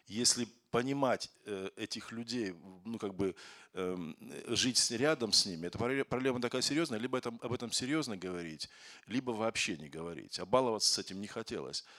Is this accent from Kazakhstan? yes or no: yes; Kazakhstan; moved away as an adult; now in Moscow, Russia; Я из Казахстана, но я в Москве живу 28, 20, 25 или 27 лет